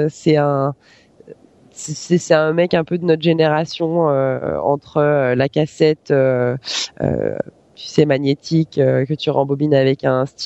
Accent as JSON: {"language": "French", "area": "near Savoie", "region": "Auvergne-Rhône-Alpes", "country": "France", "tie": "born or raised there", "said": "J'ai grandi près de la Savoie"}